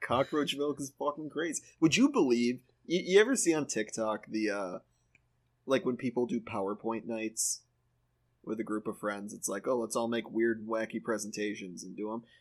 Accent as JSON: {"language": "English", "region": "Midwest", "country": "United States", "said": "I'm from the Midwest"}